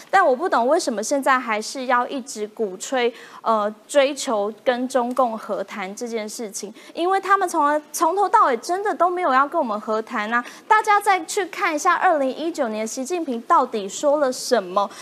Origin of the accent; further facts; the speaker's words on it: Taiwan; 在台湾土生土长， 然后在这块土地接受民主的滋养